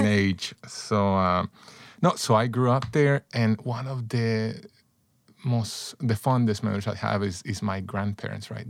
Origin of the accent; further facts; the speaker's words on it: San Salvador, El Salvador; also born or lived in Texas; now in United States; I grew up in El Salvador, Central America, and, uh, mostly in the city of San Salvador